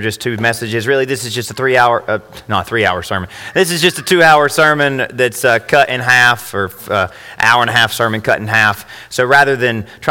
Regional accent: United States; being an American

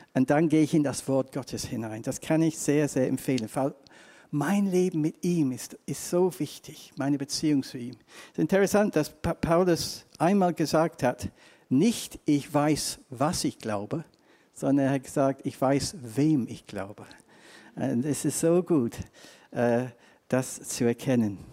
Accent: England, United Kingdom; accent: English; German is a second language; now in Germany; ich komme aus England. Zweitens, ich habe einen ganz komischen deutschen Akzent

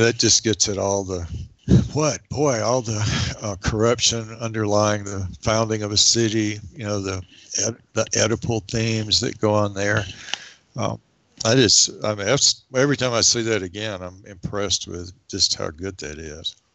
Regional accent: the South, United States; now in Wyoming, United States; growing up in the South, when I grew up there, the Civil War was very much still a presence

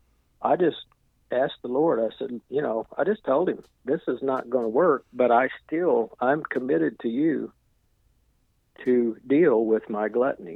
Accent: Ozark, Missouri, United States; I'm from Ozark, Missouri, which is just a little north of Branson, Missouri.

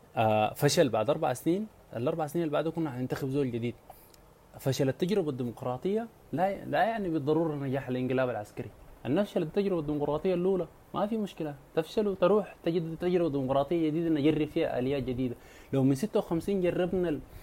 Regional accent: Sudan

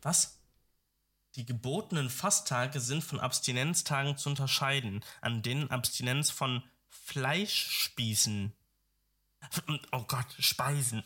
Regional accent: Dortmund, North Rhine-Westphalia, Germany; moved away; ich kam ja aus Dortmund ich komme aus Dortmund.

